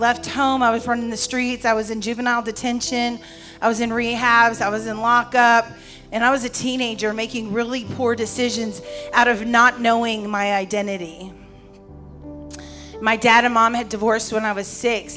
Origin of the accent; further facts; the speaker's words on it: New York, United States; moved away as an adult; now in Houston, United States; I was born in New York, and I was given up for adoption.